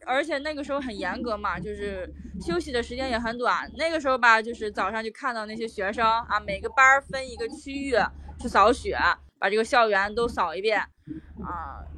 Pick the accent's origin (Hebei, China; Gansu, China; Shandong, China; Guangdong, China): Shandong, China; Yantai; now in Qingdao, China; 我老家在烟台嘛